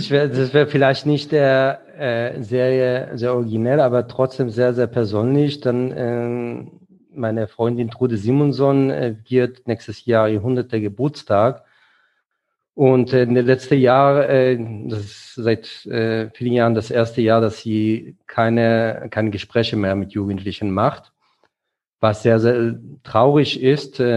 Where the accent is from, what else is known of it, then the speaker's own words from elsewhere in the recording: Frankfurt, Hesse, Germany; Bei politischer Bildung und dann als Frankfurter beziehe ich mich sehr gerne auf äh, Adorno und die Frankfurter Schule.